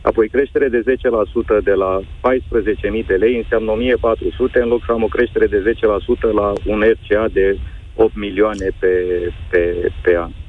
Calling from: Călărași, Călărași County, Romania; Uh, …, sunt din Călăraș și am o firmă în transport, camioane, tiruri.

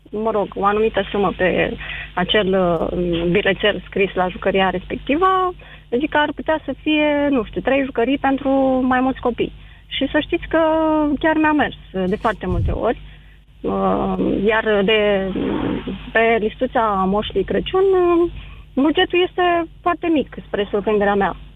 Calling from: Piatra Neamț, Neamț County, Romania; Din uh, Piatra Neamț.

